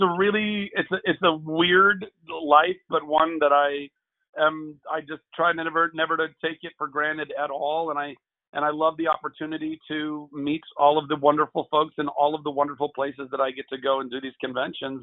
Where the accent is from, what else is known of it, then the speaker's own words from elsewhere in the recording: Southern California, United States; also born or lived in Lake Charles, Louisiana; I grew up in Southern California most of my life